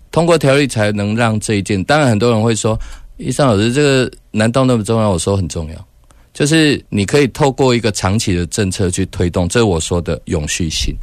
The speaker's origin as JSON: {"language": "Chinese", "region": "Taichung", "country": "Taiwan", "said": "我们台中人"}